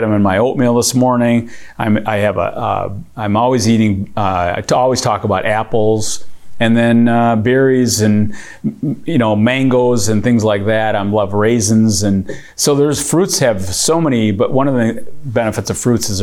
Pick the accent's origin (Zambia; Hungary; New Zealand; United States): United States; Michigan; we're here from Michigan, with Verner's capital of the world